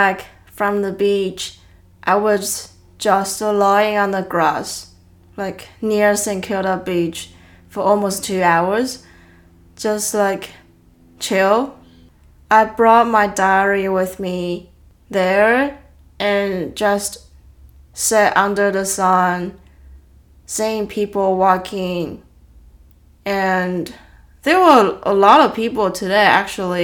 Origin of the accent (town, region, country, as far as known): Taiwan; born or raised there; English is a second language; moved away as an adult